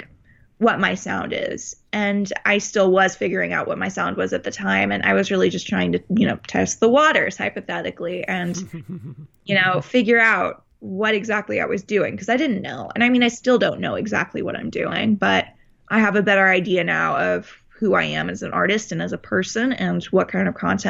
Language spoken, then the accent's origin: English; Parkland, Florida, United States; also born or lived in Texas, United States; now in Los Angeles, United States; we moved to Florida. And now I'm in California